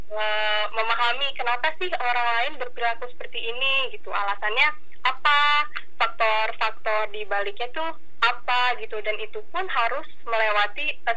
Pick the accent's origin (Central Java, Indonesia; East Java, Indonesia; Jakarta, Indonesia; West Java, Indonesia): Jakarta, Indonesia; now in Yogyakarta, Indonesia; Iya, aku dari Jakarta.